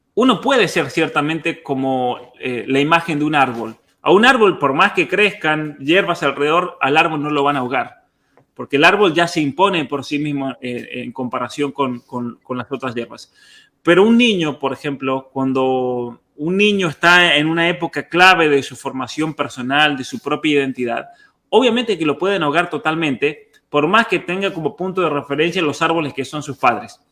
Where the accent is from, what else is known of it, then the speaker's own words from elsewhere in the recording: Argentina; en Argentina, una cosa que yo siempre agradezco de haber crecido en un lugar donde todos éramos todos, no importa si uno tenía más o menos, éramos todos argentinos